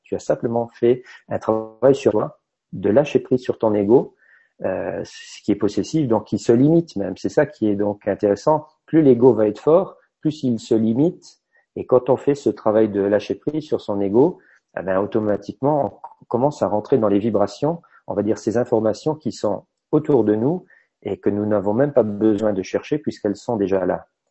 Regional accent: Luxembourg; en tant que luxembourgeois

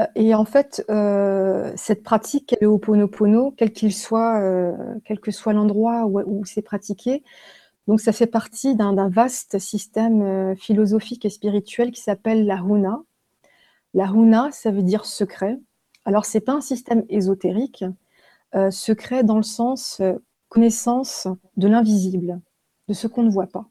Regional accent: Haguenau, Grand Est, France; je suis née en Alsace, à Haguenau

